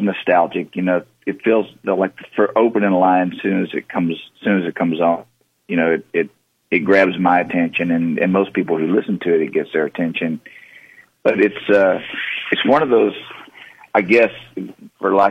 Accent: Texas, United States; the way I grew up in Texas

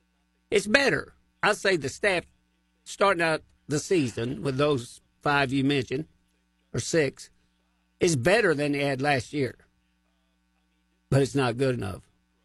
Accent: Missouri, United States; But put it this way, I am from Missouri, and they're going to have to show me what they can do.

